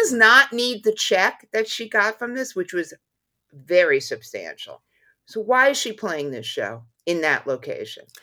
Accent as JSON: {"language": "English", "region": "New York", "country": "United States", "said": "even as a New Yorker"}